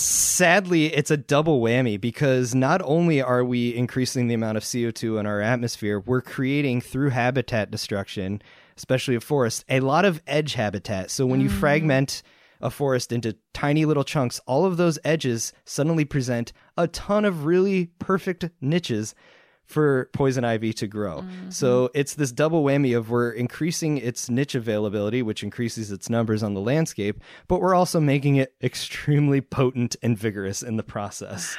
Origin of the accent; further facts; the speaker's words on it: East Coast, United States; I grew up on the East Coast